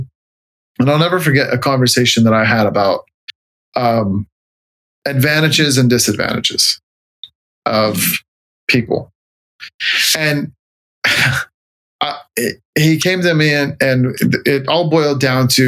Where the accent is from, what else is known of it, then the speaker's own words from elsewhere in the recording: Los Angeles, California, United States; moved away as an adult; also born or lived in San Diego / Norfolk, Virginia; I'm from California. Mm-hmm. And I'm from Southern California, was born in LA, lived in San Diego for a long time